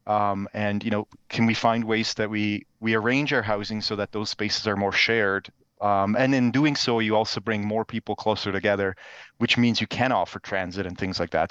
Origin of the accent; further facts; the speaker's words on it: Switzerland; moved away; I'm originally actually from Switzerland